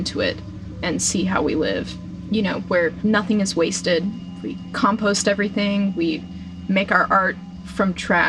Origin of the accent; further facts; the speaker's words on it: Central North Carolina, United States; moved away as an adult; now in East Jesus, California, United States; I'm 21 and three quarters. I'm from Central North Carolina. I've grown up making art.